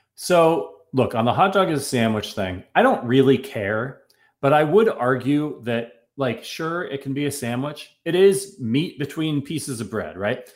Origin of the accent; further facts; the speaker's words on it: Niles, Ohio, United States; I come from Northeast Ohio, and I actually come from a town in Ohio called Niles, Ohio